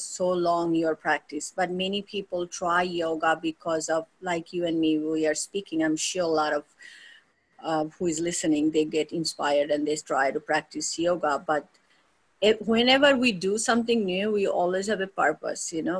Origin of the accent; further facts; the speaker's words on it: India; moved away as an adult; born and raised in India, you know, foundation of, um, you know, my main childhood was in India